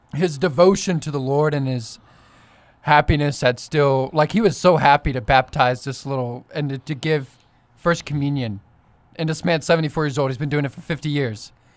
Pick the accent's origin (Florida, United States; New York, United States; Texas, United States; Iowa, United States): Texas, United States; Fort Worth; now in Oklahoma, United States; I'm from Fort Worth, but I was, um, I have family over here, and I went to school at Oklahoma State.